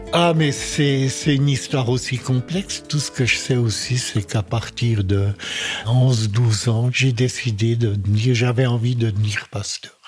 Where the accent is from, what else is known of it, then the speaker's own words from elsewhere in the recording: French-speaking Switzerland, Romandy, Switzerland; je suis un Suisse-Allemand qui, euh, dès sa tendre enfance, habité en Suisse romande